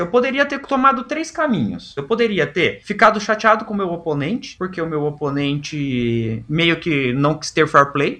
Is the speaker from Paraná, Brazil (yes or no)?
yes; Londrina, Paraná, Brazil; eu sou de Londrina